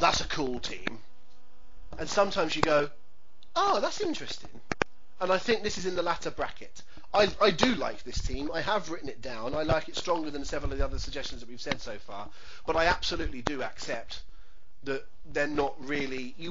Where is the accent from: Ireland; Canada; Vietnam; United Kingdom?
United Kingdom; England; I'm English